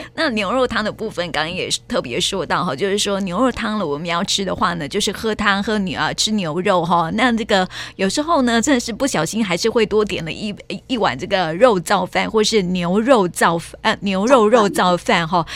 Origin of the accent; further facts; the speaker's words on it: Tainan, Taiwan; 我们台南人的早餐